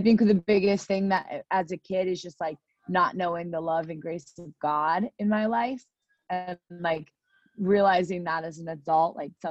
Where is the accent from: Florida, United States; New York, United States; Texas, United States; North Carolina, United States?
Florida, United States; I'm from Florida